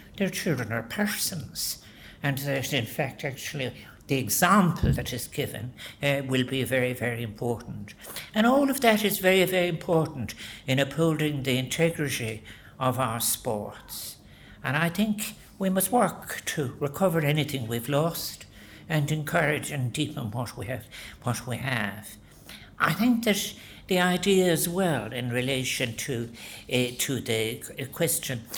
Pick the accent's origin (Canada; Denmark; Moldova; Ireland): Ireland; We are not by nature as Irish people individualistic people